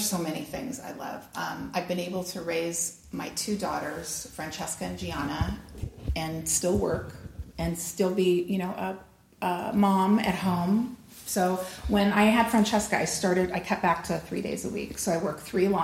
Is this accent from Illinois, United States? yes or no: no; Los Angeles, California, United States; also born or lived in Pasadena; I am a native Californian, minus the blonde hair and blue eyes. I was actually born right here in Pasadena, but I grew up in Los Angeles